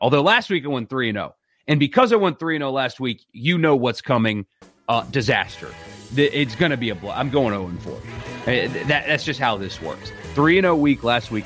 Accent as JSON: {"language": "English", "region": "South Carolina", "country": "United States", "tie": "born or raised there", "said": "where I grew up in South Carolina"}